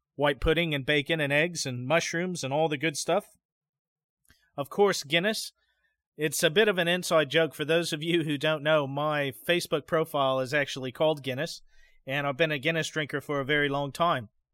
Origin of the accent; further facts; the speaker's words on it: United States; growing up in the U S